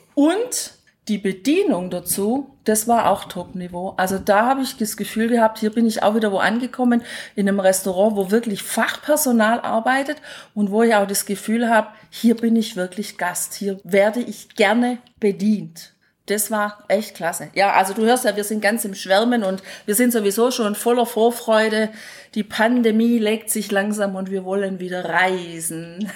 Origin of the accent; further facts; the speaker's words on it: Bad Urach, Baden-Württemberg, Germany; meine Heimatstadt, wo ich aufgewachsen bin, Bad Urach